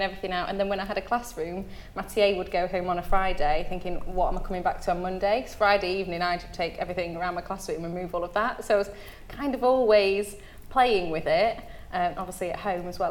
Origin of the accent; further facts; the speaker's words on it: Derbyshire, East Midlands, United Kingdom; now in Cornwall, United Kingdom; I'm not from Cornwall, I'm from Derbyshire